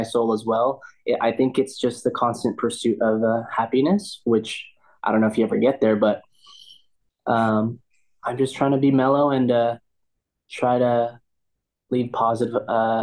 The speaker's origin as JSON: {"language": "English", "region": "Southern California", "country": "United States", "tie": "born or raised there", "also_born_or_lived": "Huntington Beach", "said": "I grew up in SoCal, so I grew up skating and surfing my whole life."}